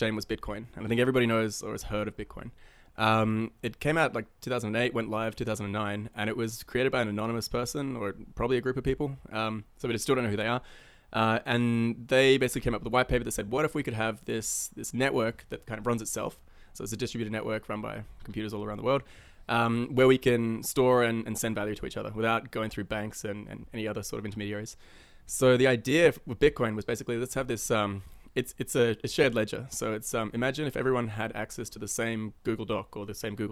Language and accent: English; Australia; moved away as an adult; also born or lived in New Zealand / Finland; now in Vancouver, Canada; I'm actually from New Zealand. Moved to Australia when I was 8. So I tell everyone I'm Australian